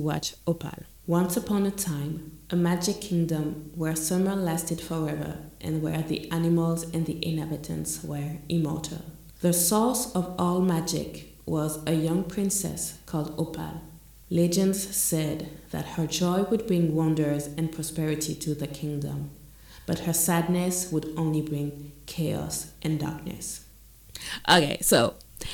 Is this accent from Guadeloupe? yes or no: yes; Guadeloupe; I'm from Guadeloupe